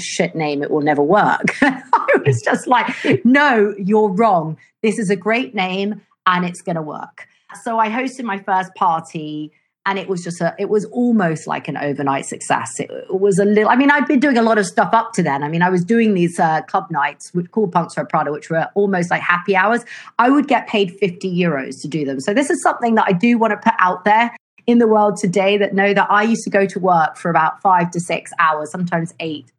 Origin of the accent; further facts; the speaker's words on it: London, United Kingdom; now in Italy; I grew up in London